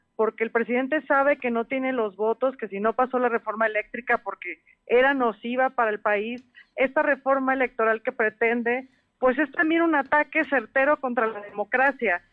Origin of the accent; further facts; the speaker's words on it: Mexico; como mexicanos